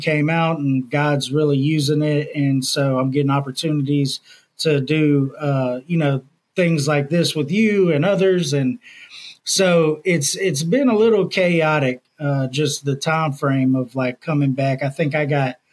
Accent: Houston, Texas, United States; now in Louisiana, United States; I was born and raised in Houston, Texas

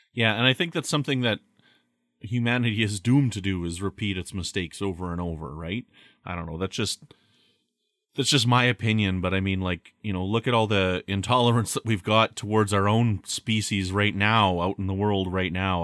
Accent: Canada; I'm from Canada.

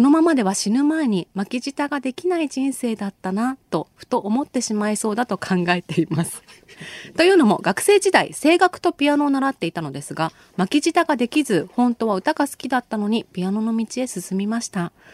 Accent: Chiba, Japan; 千葉県出身ですけど。

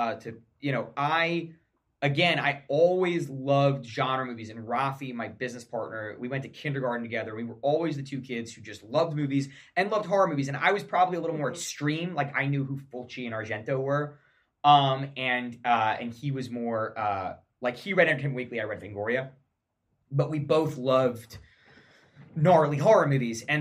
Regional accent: some small town in New York, United States; grow up in some small town in New York

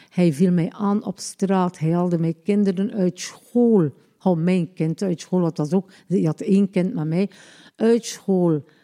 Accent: Ostend, Flanders, Belgium; also born or lived in Lombardsijde; ik ben geboren in Oostende op 3-7-1961

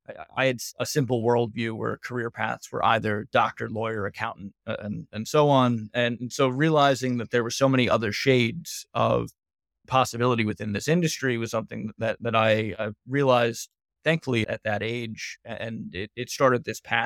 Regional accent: New York City, New York, United States; I'm a New Yorker, born and raised.

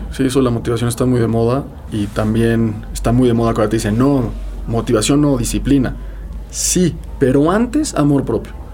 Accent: Mexico; soy mexicano

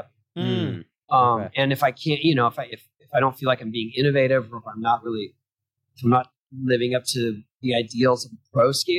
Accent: San Diego, California, United States; For me, when I was young, I was this kid from San Diego. I never traveled anywhere.

